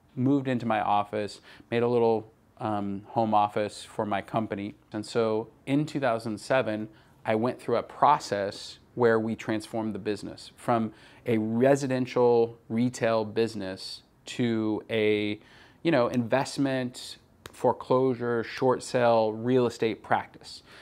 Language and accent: English; Redding, California, United States; I grew up in Redding, California, which is a small town